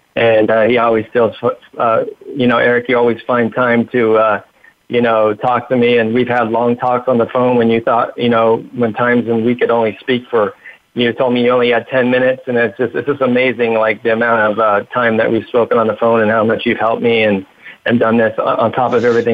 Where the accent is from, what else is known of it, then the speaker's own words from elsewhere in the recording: Huntington Beach, California, United States; I was raised in Huntington Beach, uh, California